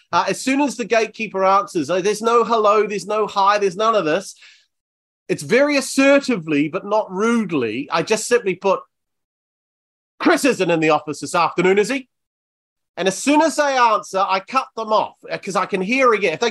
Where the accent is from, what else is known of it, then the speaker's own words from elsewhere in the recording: Bournemouth, South West England, United Kingdom; I always say my city. I say Bournemouth.